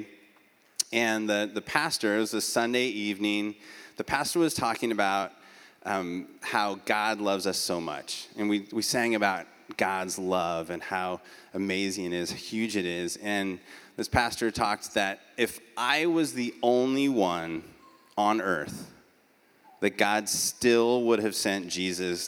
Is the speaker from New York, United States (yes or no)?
no; Beaverton, Oregon, United States; now in Eugene, United States; I'm an Oregonian by birth. I grew up in Beaverton, which is a suburb of Portland